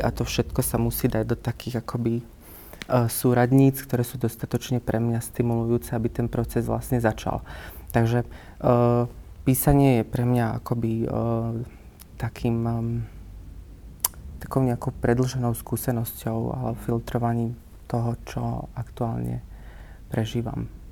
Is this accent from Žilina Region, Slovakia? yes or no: no; Malachov, Banská Bystrica Region, Slovakia; moved away as an adult; also born or lived in Bratislava; pochádzam z okolia Banskej Bystrice a teda konkrétne z Malachova, čo je mhm. taká veľmi malebná dedinka hneď 7 km od Banskej Bystrice